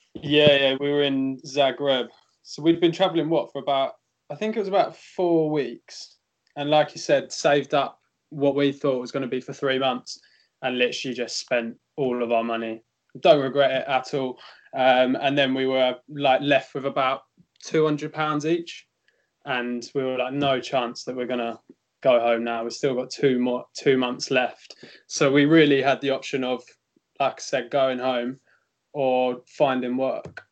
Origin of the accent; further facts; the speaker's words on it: England, United Kingdom; now in Rome, Italy; we had the benefit of being English